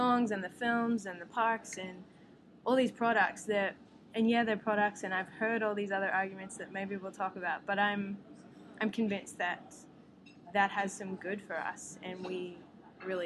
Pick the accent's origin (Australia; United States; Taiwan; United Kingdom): Australia; Melbourne or Geelong, Victoria; accent: Australian; moved away as an adult; now in Vancouver, Canada; My accent tells me and the rest of the world that I'm from Australia. I'm from Melbourne or Geelong.